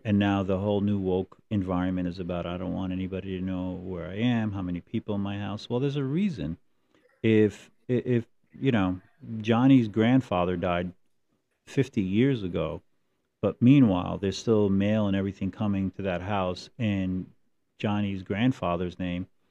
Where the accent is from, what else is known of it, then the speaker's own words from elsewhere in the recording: Hudson County, New Jersey, United States; I grew up in Hudson County